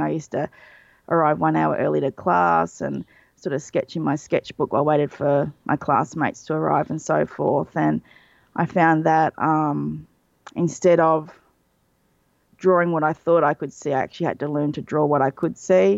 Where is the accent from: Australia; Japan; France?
Australia; being Australian, I grew up on a diet of U K and U S cartoons